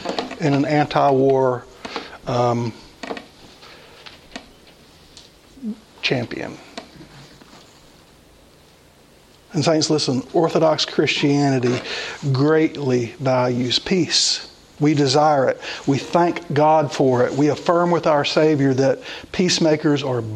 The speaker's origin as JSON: {"language": "English", "country": "United States", "said": "I am an American, but that's my secondary citizenship"}